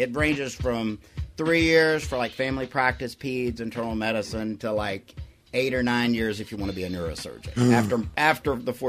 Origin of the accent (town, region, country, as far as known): Louisiana, United States